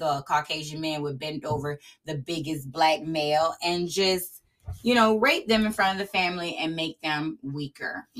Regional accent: Sulphur Springs, United States; growing up in Sulphur Springs

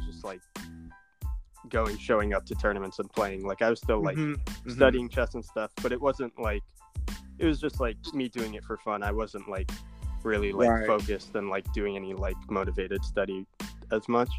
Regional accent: Ann Arbor, Michigan, United States; I was born in Ann Arbor, the U of M hospital.

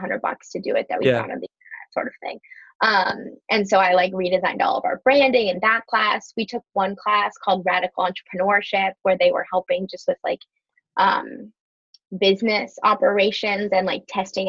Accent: Minneapolis, Minnesota, United States; moved away as an adult; also born or lived in Evanston; now in Chicago, United States; I'm actually from Minneapolis originally, just outside Minneapolis in Minnesota

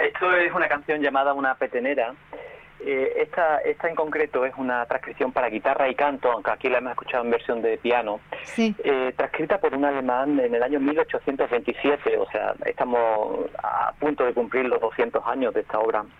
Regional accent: Seville, Andalusia, Spain; mi pueblo de Sevilla

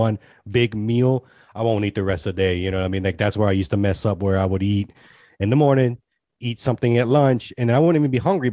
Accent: Austin, Texas, United States; I'm from Austin

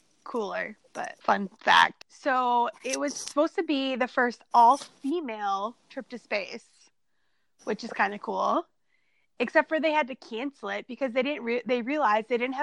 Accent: Minnesota, United States; born or raised there

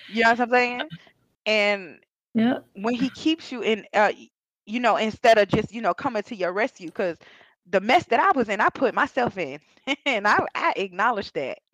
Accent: Georgia, United States; I was raised in Georgia

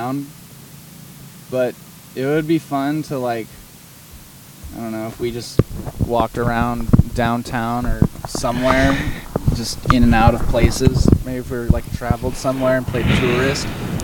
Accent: McCall, Idaho, United States; now in Boise, United States; I was also from McCall

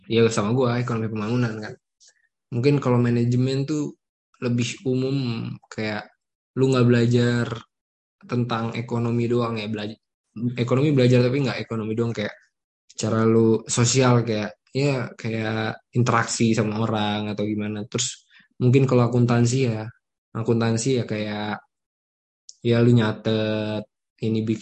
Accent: South Tangerang, Banten, Indonesia; asal sekolah gue dari SMA 10 Tangerang Selatan kalau tau namanya Nepul. Terus gimana gue bisa kenal Samir karena karena gue satu kompleks sama Samir terus rumah gue cuman beda berapa RT berapa blok

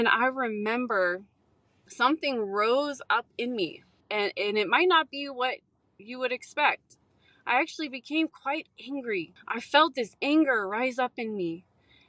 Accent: San Francisco Bay Area, California, United States; I grew up in the California, San Francisco Bay Area

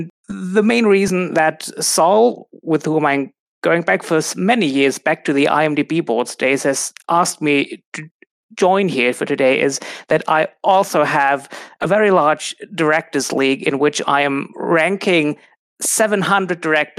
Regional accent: Germany; I'm from Germany.

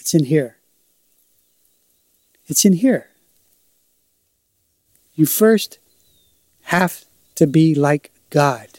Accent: Pittsburgh, Pennsylvania, United States; I'm from Pittsburgh in this life, and I was raised in the ghetto

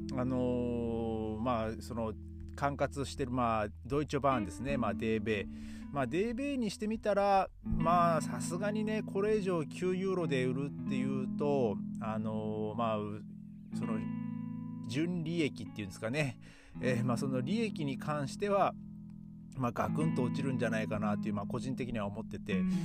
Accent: Tohoku, Japan; moved away; 僕の地元の方はですね、まあ、東北の方は

